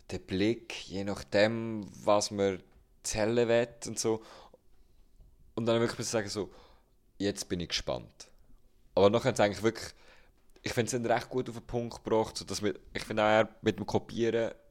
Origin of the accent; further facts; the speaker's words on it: Berlin, Germany; now in Switzerland; Ich bin Deutscher aus Berlin, wohne acht Jahre hier und ich selber spreche die Sprache auch nicht